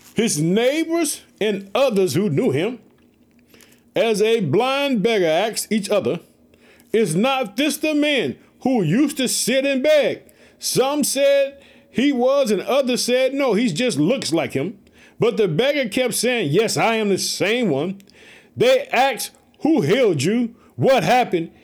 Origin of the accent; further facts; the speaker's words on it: Illinois, United States; In the state of Illinois, which is my home state. I live in Chicago.